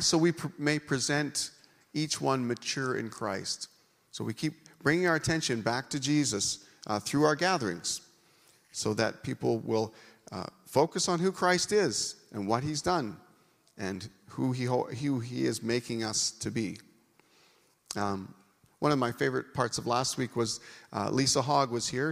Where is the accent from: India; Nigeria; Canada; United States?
Canada; being a Canadian